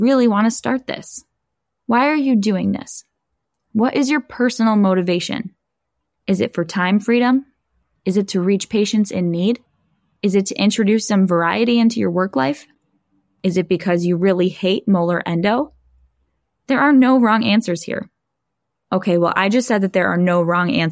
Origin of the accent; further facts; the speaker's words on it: Buffalo, New York, United States; here in my hometown in Buffalo, New York